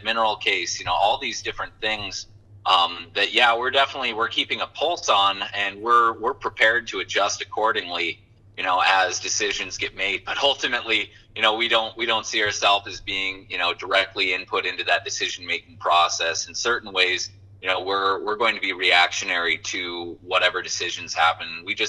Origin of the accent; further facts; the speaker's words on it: Watford City, North Dakota, United States; moved away as an adult; I was raised in the Watford City area